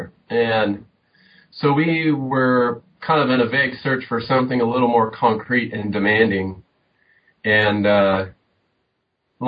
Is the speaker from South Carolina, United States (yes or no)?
no; Southern California, United States; moved away; I grew up in Southern California, typical suburban